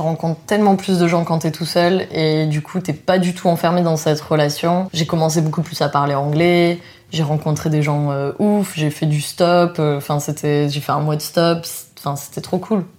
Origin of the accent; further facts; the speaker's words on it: France; moved away as an adult; also born or lived in New Zealand; quand on est français